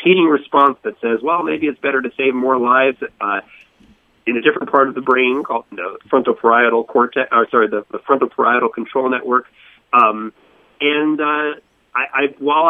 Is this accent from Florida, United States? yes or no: yes; Boca Raton, Florida, United States; moved away as an adult; also born or lived in Northeast United States; I grew up in Florida, in Boca Raton, went to school in Fort Lauderdale